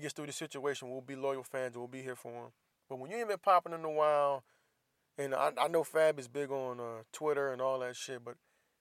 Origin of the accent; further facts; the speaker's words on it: Jacksonville, Florida, United States; moved away; I'm from Jacksonville, Florida